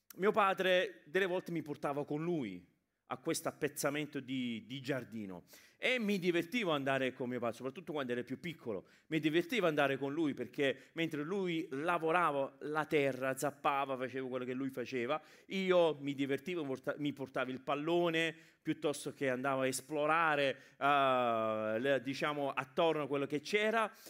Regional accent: England, United Kingdom; now in Italy; io sono cresciuto in Inghilterra come immigrati italiani in Inghilterra

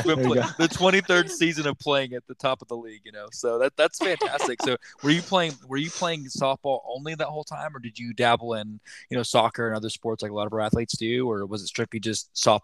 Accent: Apache, Oklahoma, United States; now in Kansas, United States; we're from a little town called Apache, Oklahoma.

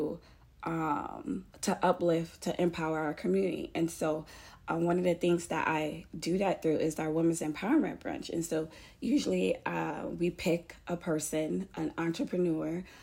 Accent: Fort Lauderdale, Florida, United States; moved away as an adult; now in Pensacola, United States; I'm Haitian American, and I was born in Fort Lauderdale, and then moved to Pensacola, Florida, because I got accepted to the University of West Florida.

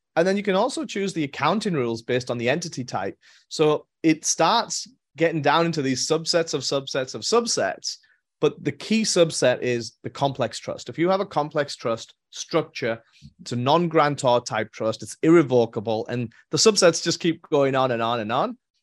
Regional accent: England, United Kingdom; moved away as an adult; also born or lived in Europe; now in United States; born and raised in England

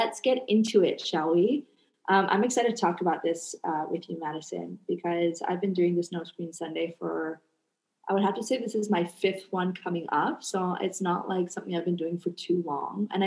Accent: Canada; now in Indonesia

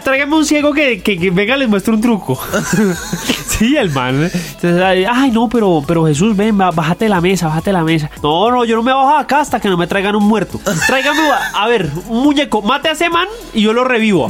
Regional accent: Bogotá, Colombia; Yo nací en la, en la, en la San Ignacio, yo nací en la San Ignacio

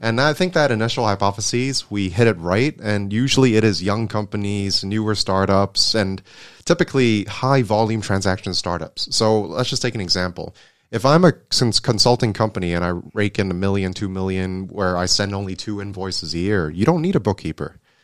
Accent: Hong Kong; also born or lived in Netherlands; I was born and raised in Hong Kong, and, uh, born and bred here

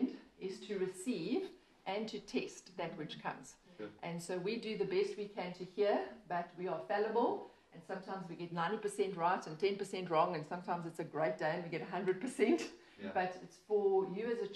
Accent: Port Elizabeth, Eastern Cape, South Africa; I have been born and bred in Port Elizabeth

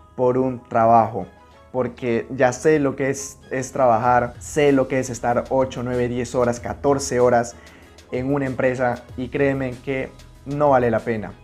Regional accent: Puerto Maldonado, Madre de Dios, Peru; Yo soy de Puerto Maldonado, nací en la selva peruana

